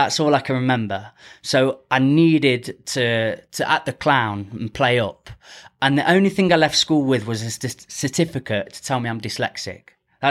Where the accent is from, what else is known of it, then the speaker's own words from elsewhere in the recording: Ripley, United Kingdom; Ripley, born and bred.